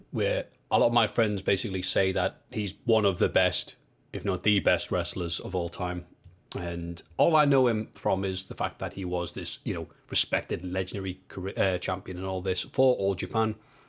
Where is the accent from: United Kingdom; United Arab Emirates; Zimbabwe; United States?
United Kingdom; Liverpool, North West England; Bro, I'm from Liverpool.